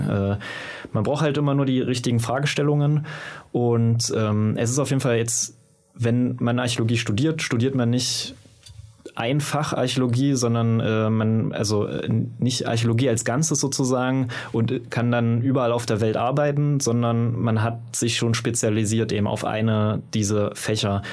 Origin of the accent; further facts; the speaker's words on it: Magdeburg, Saxony-Anhalt, Germany; in Magdeburg, wo ich herkomme